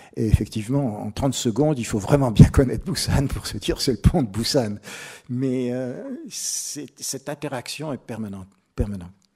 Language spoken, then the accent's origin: French; France; moi, je suis français